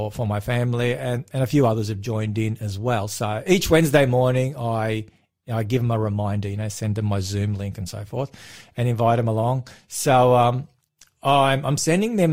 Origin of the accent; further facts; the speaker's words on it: Melbourne, Victoria, Australia; I was born in the western suburbs of Melbourne. I was born in Footscray